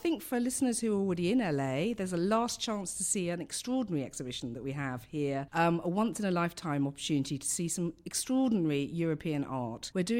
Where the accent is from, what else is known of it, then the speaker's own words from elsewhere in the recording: London, United Kingdom; I come from London, as you can tell by my accent.